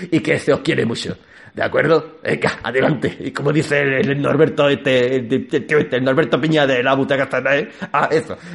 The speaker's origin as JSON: {"language": "Spanish", "country": "Gibraltar", "said": "yo soy de Gibraltar, vosotros no sabéis que yo soy de Gibraltar … soy de Gibraltar."}